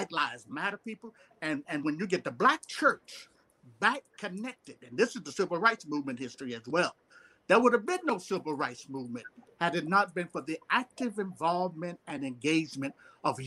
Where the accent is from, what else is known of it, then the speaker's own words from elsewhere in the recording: Brunswick, Georgia, United States; I'm from Brunswick, Georgia, where Ahmaud Arbery was shot and killed